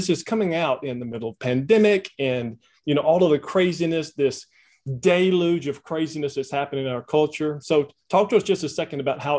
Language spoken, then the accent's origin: English; Northwest Louisiana, United States; I'm from Northwest Louisiana